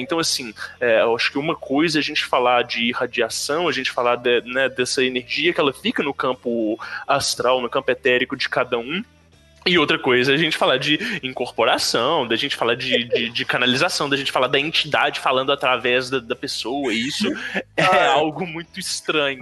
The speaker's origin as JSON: {"language": "Portuguese", "town": "Belo Horizonte", "region": "Minas Gerais", "country": "Brazil", "said": "Eu sou de Belo Horizonte"}